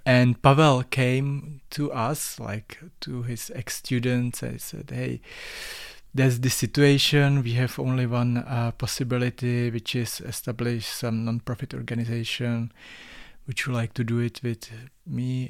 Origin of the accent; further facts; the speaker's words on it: Czechia; English is a second language; moved away as an adult; also born or lived in Ústí nad Labem; now in Prague, Czech Republic; I'm from Czech Republic. Uh, I was born in Southwest, uh, of Bohemia, but I'm living in Prague for a while.